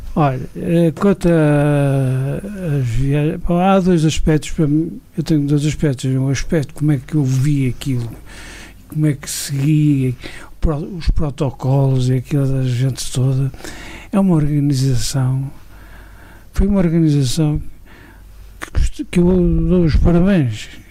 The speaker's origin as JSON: {"language": "Portuguese", "region": "Douro", "country": "Portugal", "also_born_or_lived": "France", "said": "sou do Douro, sempre f, trabalhei aqui"}